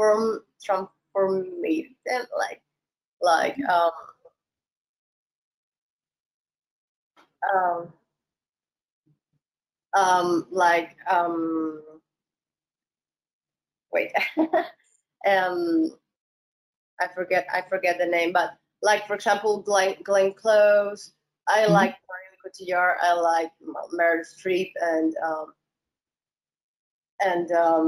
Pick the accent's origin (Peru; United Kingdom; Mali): Peru; moved away as an adult; also born or lived in Mexico; I love my country